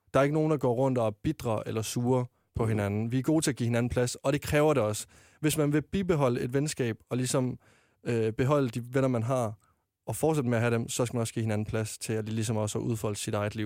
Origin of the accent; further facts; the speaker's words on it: Varde, Southern Denmark, Denmark; moved away as an adult; now in Copenhagen, Denmark; jeg var med i en drengegruppe hjemme i Varde, der jeg kom fra